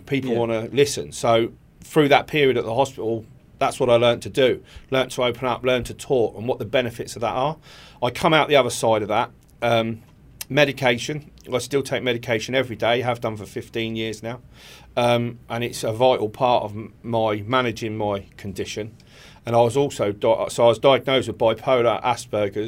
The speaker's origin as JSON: {"language": "English", "town": "Eastbourne", "region": "South East England", "country": "United Kingdom", "said": "I'm originally from Eastbourne"}